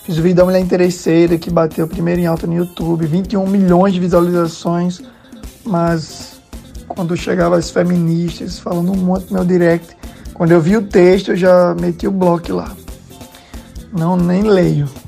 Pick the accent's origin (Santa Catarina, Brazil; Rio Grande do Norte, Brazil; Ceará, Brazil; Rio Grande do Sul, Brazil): Rio Grande do Norte, Brazil; Natal; Sou de Natal, RM.